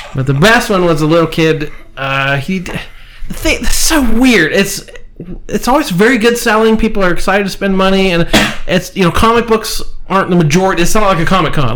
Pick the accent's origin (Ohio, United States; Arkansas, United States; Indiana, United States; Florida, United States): Ohio, United States; Marietta; we're from Marietta, Ohio. We're used to the sternwheel Festival